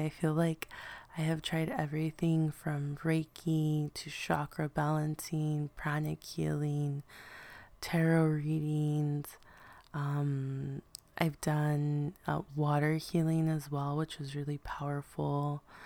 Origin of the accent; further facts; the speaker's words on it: Los Angeles, California, United States; I remember being a little girl growing up in East L A, being raised by my grandmother